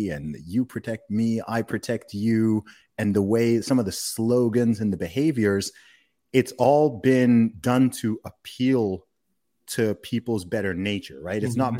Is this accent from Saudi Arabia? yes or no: yes; Saudi Arabia; born or raised there